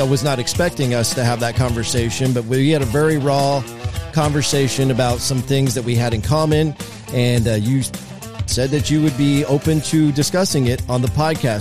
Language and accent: English; Marysville, United States; my hometown of Marysville